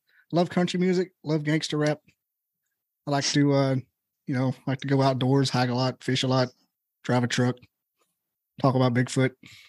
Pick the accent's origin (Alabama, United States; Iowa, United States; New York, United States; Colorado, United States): Alabama, United States; Huntsville; I'm from Huntsville, North Alabama